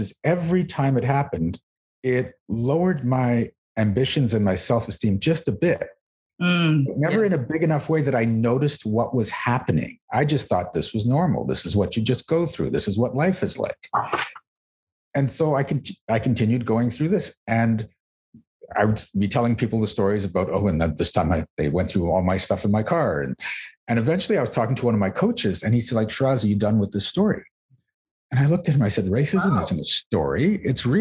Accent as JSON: {"language": "English", "town": "Mississauga", "region": "Ontario", "country": "Canada", "tie": "born or raised there"}